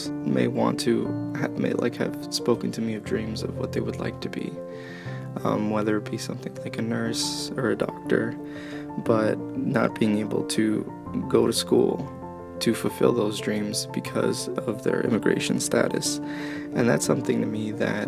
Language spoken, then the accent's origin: English; Belleville, New Jersey, United States; moved away as an adult; now in State College, United States; I live in the State College area of Pennsylvania, and I am originally from Belleville, New Jersey